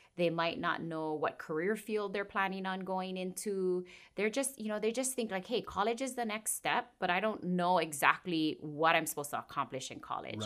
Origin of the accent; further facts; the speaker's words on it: Kauai, Hawaii, United States; it's not very unique on this island, but I'm born and raised here.